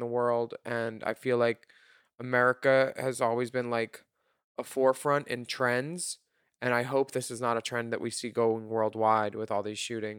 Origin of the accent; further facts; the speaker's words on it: United States; talking about Trump or how shitty my country is right now. It's easier. You know, when a cashier says, where are you from? Canada.